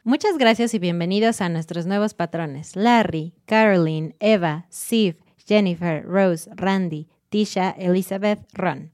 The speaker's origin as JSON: {"language": "Spanish", "country": "Mexico"}